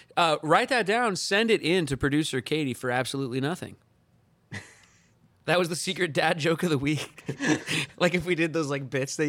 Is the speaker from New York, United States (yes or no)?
yes; Long Island, New York, United States; We're from Long Island, New York.